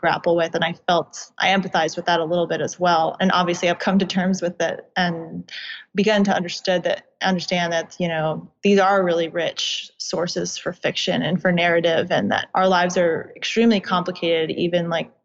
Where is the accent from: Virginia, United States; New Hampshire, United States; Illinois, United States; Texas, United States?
Virginia, United States; suburbs of DC; I did grow up in Virginia. I grew up in the suburbs of DC